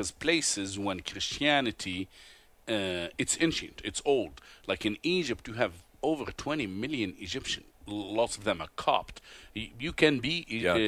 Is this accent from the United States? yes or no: no; Tunisia; first language Arabic; English is a second language; I was born in a Muslim Sunni family in North Africa, the country of Tunisia